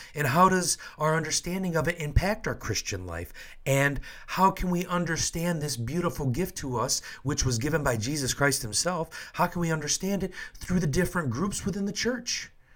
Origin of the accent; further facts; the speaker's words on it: Michigan, United States; moved away; also born or lived in Washington, D.C.; I'm from Michigan, so we have a large Chaldean population there